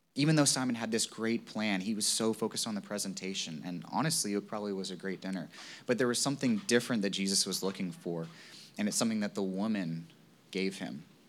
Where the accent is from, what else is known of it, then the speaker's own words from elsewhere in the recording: Virginia, United States; moved away; I grew up in Virginia